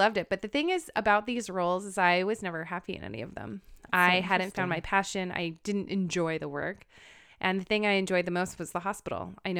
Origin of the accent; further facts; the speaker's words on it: Manhattan Beach, California, United States; So I grew up in Manhattan Beach, California. I'm the oldest of four.